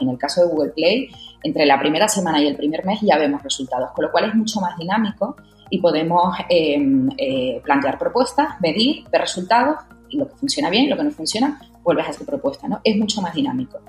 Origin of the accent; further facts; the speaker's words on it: Tenerife, Canary Islands, Spain; moved away as an adult; also born or lived in Madrid; soy canaria de Tenerife. Bueno, estudié allí en Tenerife, estuve trabajando y me fui para Madrid